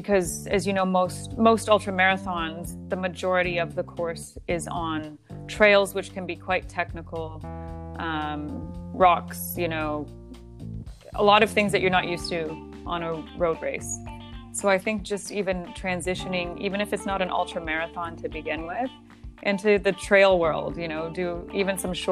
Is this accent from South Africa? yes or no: no; Canada; moved away as an adult; now in Qatar; where I grew up in Canada